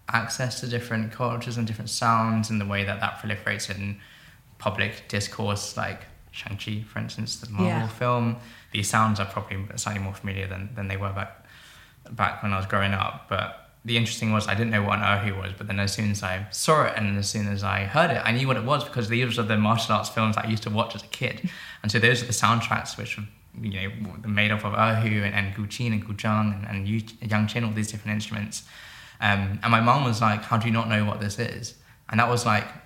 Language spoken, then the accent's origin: English; London, United Kingdom; also born or lived in Oxford / Cambridge; I grew up in London. My parents are from Hong Kong.